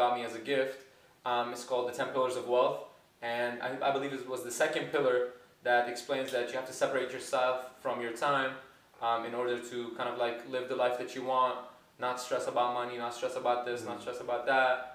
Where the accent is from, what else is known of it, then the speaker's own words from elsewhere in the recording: Lebanon; moved away as an adult; now in United States; I am from Lebanon. A lot of people know this. I moved to the States around 4 or 5 years ago